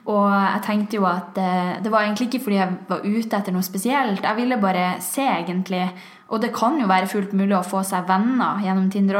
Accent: Tromsø, Troms, Norway; Jeg er fra Tromsø

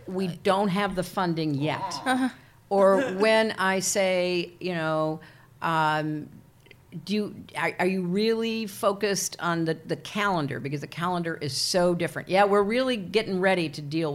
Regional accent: Illinois, United States; moved away as an adult; where I grew up in Illinois

